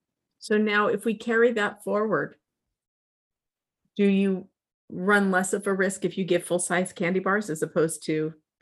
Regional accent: Alpine, United States; growing up in Alpine

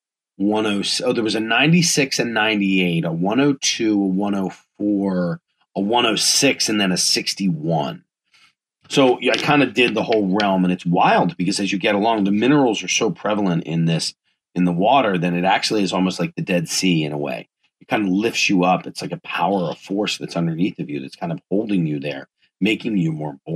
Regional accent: East Coast, United States; I'm from the East Coast

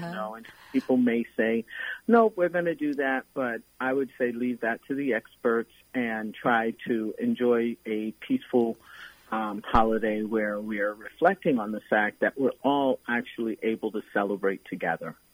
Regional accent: New York City, New York, United States; born and raised in Brooklyn, New York

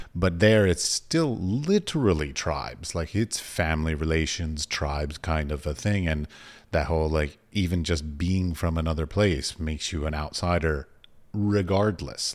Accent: United States; also born or lived in United Arab Emirates; I'm an American tourist.

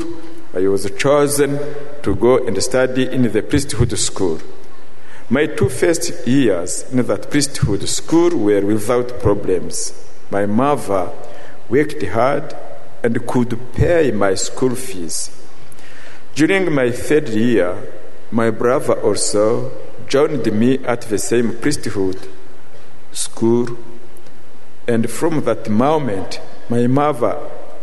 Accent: Rwanda; I come from Rwanda, the country where occurred the last genocide. When I was a child, some nights I would go with my mother and hide in the bush

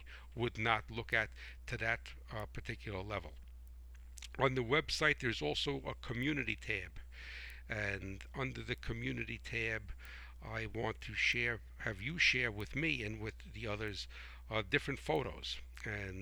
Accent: United States; I am a proud American patriot

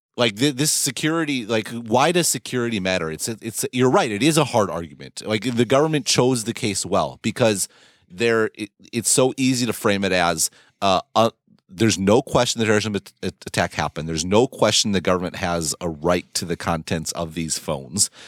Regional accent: United States; moved away

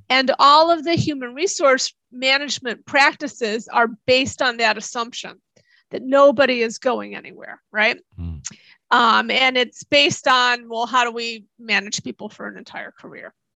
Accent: Chicago, Illinois, United States; moved away as an adult; also born or lived in Tokyo; I grew up near Chicago

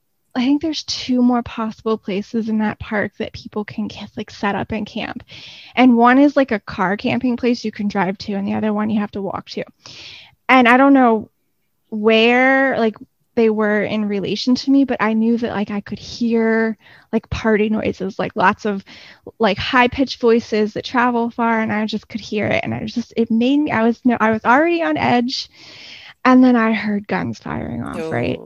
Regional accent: Gulf Coast, United States; I grew up on the Gulf Coast and beaches and springs and rivers and caves and sinks and all of those things are always just like really interesting to me.

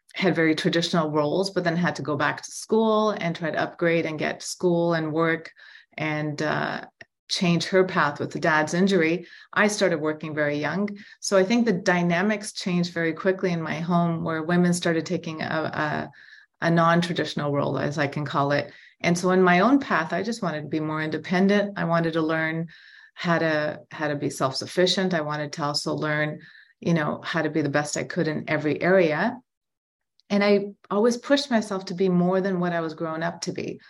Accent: Toronto, Ontario, Canada; I'm born and raised in Toronto

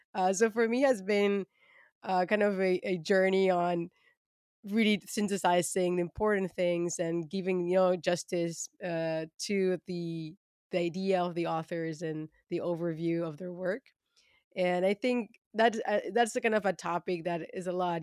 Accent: Argentina; moved away as an adult; also born or lived in Germany; now in Amsterdam, Netherlands; I am originally from Argentina, where I studied biotechnology

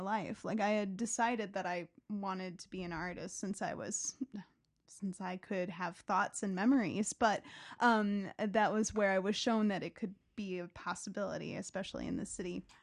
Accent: southwest suburbs of Chicago, Illinois, United States; I grew up in the southwest suburbs, about forty-five minutes away from Chicago

